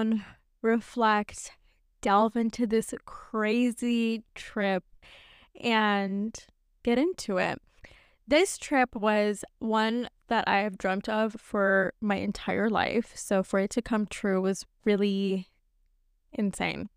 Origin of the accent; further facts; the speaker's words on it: New York, United States; also born or lived in Pakistan (family) / Scottsdale, Arizona; I'm a New Yorker